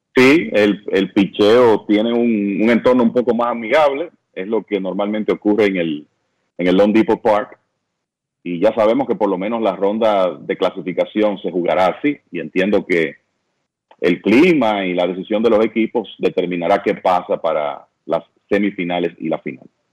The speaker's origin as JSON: {"language": "Spanish", "country": "Dominican Republic", "said": "yo soy dominicano"}